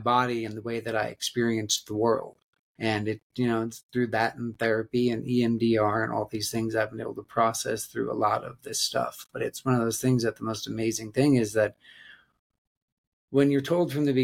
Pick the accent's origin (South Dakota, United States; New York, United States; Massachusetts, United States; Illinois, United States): South Dakota, United States; Black Hills of; I grew up in the Black Hills of South Dakota